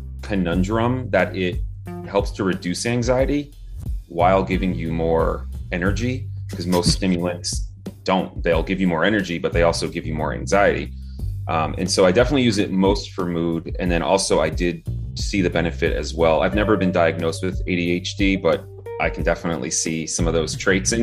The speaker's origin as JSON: {"language": "English", "region": "New Jersey", "country": "United States", "tie": "born or raised there", "said": "I was born and raised in New Jersey"}